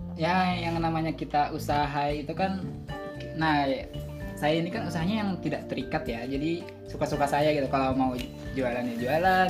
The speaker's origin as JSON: {"language": "Indonesian", "town": "Martapura", "region": "South Kalimantan", "country": "Indonesia", "said": "asalnya saya dari Martapura"}